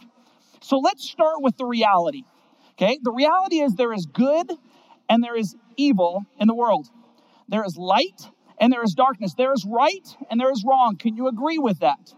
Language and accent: English; Seattle, Washington, United States; I grew up in Seattle, Washington